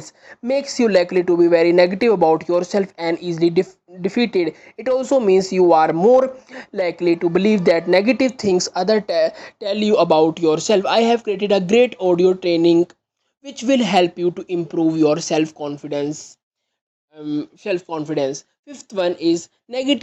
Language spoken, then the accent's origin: English; India; I am from India.